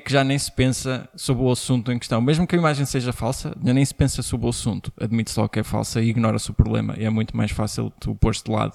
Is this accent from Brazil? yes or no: no; Portugal; nós como portugueses